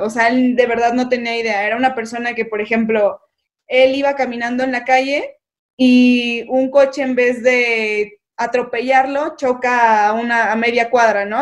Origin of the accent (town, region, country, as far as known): Mexico